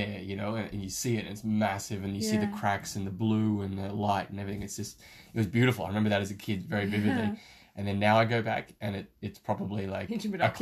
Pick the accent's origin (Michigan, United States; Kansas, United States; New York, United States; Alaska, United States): Alaska, United States; moved away; I grew up in Alaska for about 7 years and I sort of spent my formative years there during high school.